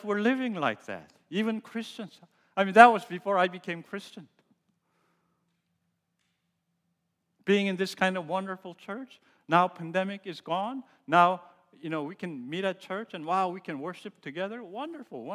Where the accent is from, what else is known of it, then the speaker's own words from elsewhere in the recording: United States; As I was growing up in America and going through college